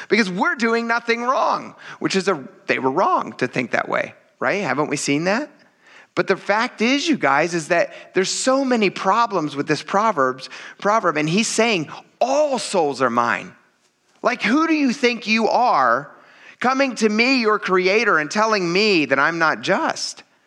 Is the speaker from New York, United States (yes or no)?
no; Pennsylvania, United States; being from Pennsylvania